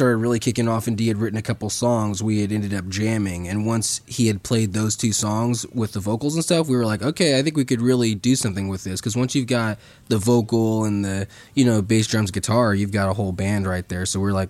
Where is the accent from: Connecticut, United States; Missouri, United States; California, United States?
Missouri, United States; St. Joseph; we're homeschooled from St. Joseph, Missouri